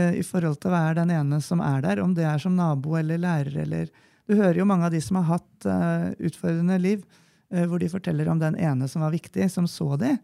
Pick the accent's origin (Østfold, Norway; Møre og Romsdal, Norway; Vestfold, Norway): Vestfold, Norway; Nøtterøy; moved away as an adult; now in Gjøvik, Norway; Jeg er jo da fra Nøtterøy